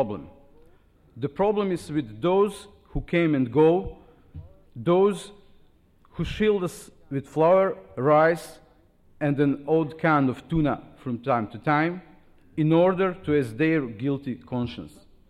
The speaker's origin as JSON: {"language": "English", "town": "Sarajevo", "region": "Federation of Bosnia and Herzegovina", "country": "Bosnia & Herzegovina", "said": "I came from Sarajevo"}